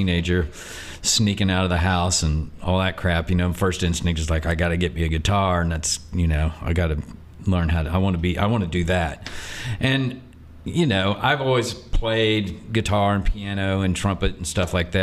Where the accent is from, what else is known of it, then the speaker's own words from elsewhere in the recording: Bowling Green, Missouri, United States; moved away; Bowling Green, Missouri. It's a little town of about 3,000 people